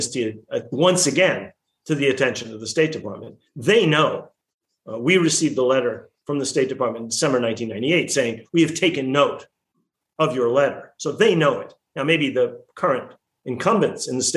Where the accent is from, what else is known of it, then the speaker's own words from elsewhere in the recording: United States; Americans who are of Palestinian origin